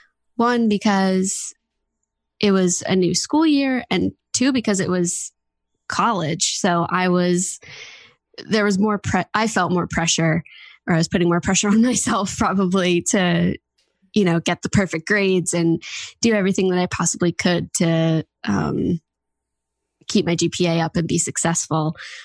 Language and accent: English; New Jersey, United States; I'm 19 years old. I'm from New Jersey, and I live with my parents and one of my older sisters.